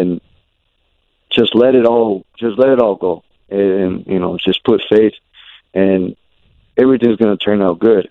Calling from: Plymouth, Minnesota, United States; I'm calling from Plymouth, Minnesota

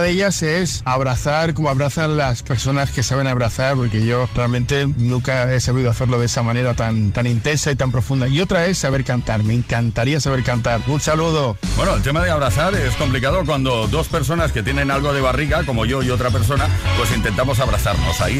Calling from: Region of Murcia, Spain; Buenas tardes, Tony. … de Murcia.

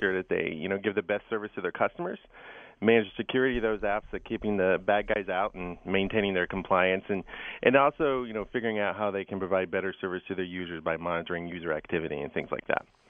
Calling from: Redwood City, California, United States; I'm calling in from Redwood City, California

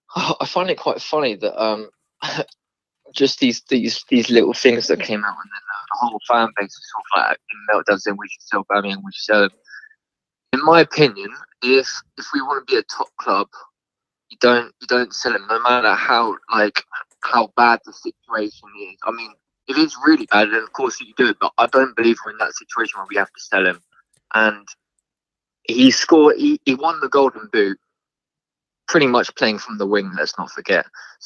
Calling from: South East England, United Kingdom; I'm from Surrey.

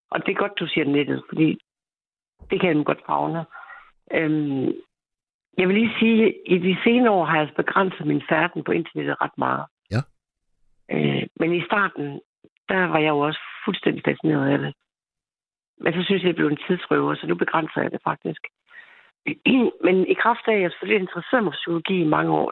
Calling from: Central Denmark Region, Denmark; jeg er den pige fra Østjylland, for der er en pige mere, og jeg tror nok, hun kommer fra Sjælland.

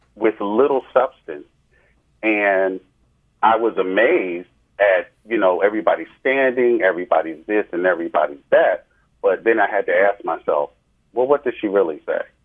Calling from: New Jersey, United States; I'm calling from New Jersey

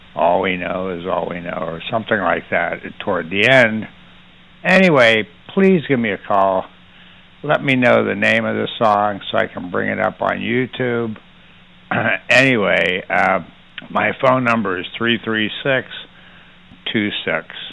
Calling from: Asheboro, North Carolina, United States; I'm calling from Ashboro.

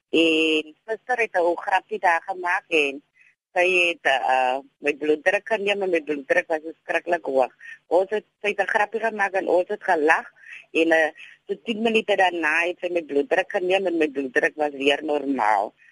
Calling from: Simon's Town, Western Cape, South Africa; Goeiemôre. … van Simondien.

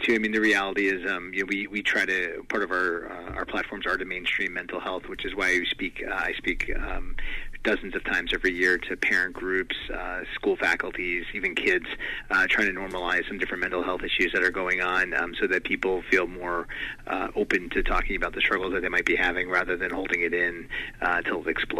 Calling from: Naperville, Illinois, United States; Naperville, Illinois, just outside of Chicago.

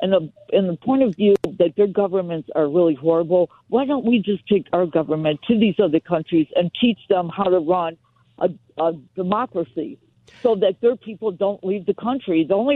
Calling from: Los Angeles, California, United States; I'm calling from Encino

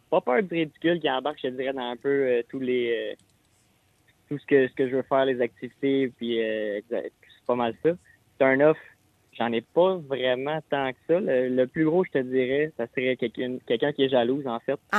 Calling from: Sainte-Thérèse, Quebec, Canada; 45 ans, je viens de Sainte-Thérèse

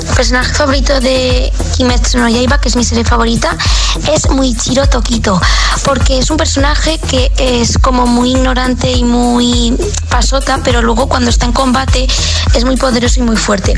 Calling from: Valencia, Valencian Community, Spain; os escucho desde Valencia

